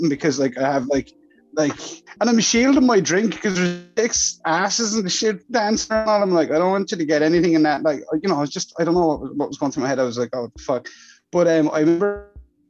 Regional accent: Ireland; I'm Irish

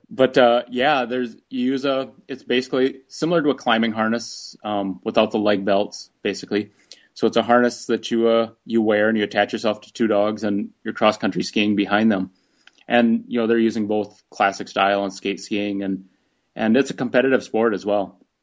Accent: near Rochester, Minnesota, United States; moved away as an adult; also born or lived in Alaska; Rochester, Minnesota, near my hometown

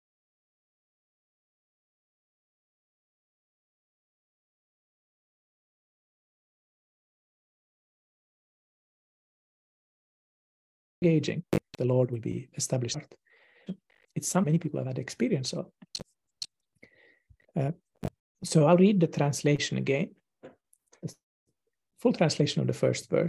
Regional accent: Finland; here in my hometown in Finland

